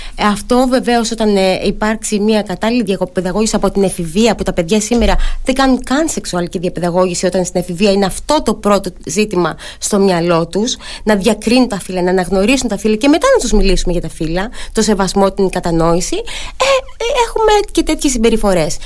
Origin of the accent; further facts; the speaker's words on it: Ano Chersonisos, Crete, Greece; στο χωριό μου στην Πάνω Χερσόνησο